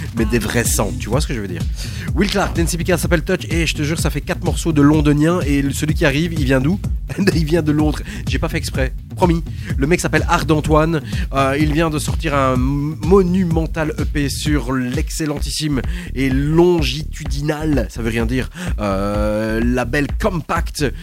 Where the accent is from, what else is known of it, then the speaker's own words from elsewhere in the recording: Belgium; on revient chez nous en Belgique